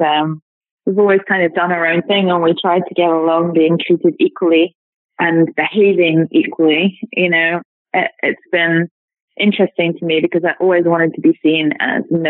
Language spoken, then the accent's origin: English; United Kingdom; also born or lived in America; now in United States; I'm British. I live in America.